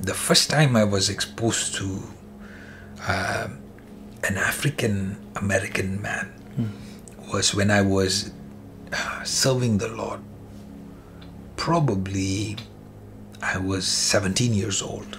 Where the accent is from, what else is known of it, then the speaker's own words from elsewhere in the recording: India; moved away as an adult; now in Canada; I'm coming from India